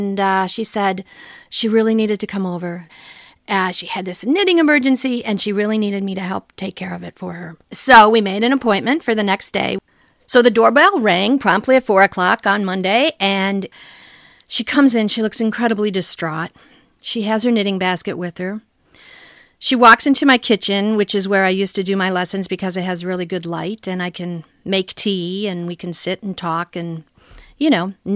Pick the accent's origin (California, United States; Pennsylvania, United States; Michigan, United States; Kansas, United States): Michigan, United States; moved away as an adult; now in Washington, D.C., United States; I'm originally from Michigan